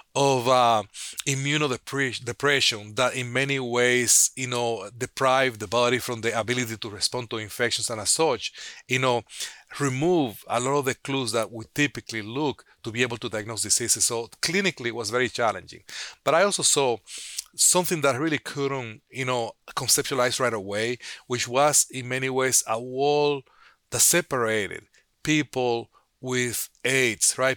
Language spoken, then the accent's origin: English; Dominican Republic; moved away as an adult; also born or lived in Santo Domingo, Dominican Republic / Chicago, United States / New Orleans, United States; now in United States; I grew up in Dominican Republic